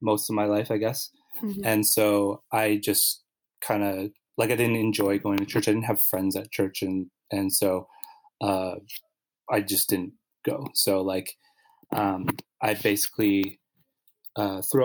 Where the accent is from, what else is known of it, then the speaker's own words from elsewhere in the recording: Winnipeg, Manitoba, Canada; moved away as an adult; now in Montreal, Canada; I grew up in Winnipeg